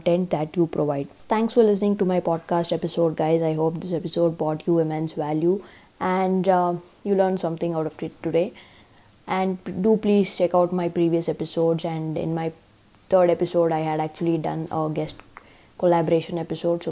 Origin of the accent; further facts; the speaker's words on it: India; as an Indian